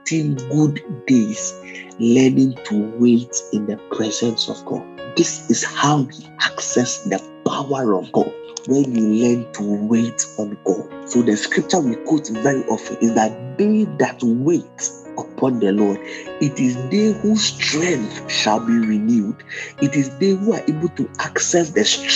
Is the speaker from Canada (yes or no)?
no; Ghana; I'm a Ghanaian